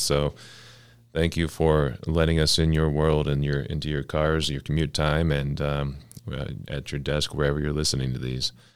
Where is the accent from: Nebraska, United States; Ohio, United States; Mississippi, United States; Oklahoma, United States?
Oklahoma, United States; Oklahoma City; now in Cleveland, United States; I'm from Oklahoma City. Uh, my family is in Oklahoma City